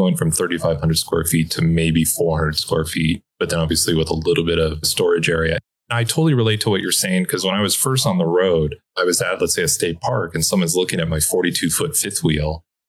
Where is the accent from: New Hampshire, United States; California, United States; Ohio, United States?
California, United States; Los Angeles; I'm like, no, I'm originally from Los Angeles